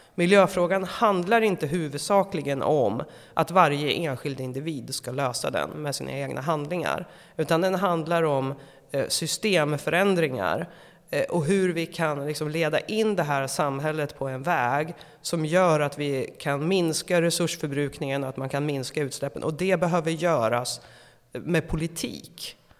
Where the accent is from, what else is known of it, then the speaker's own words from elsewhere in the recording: Eskilstuna, Södermanland, Sweden; jag kommer från Eskilstuna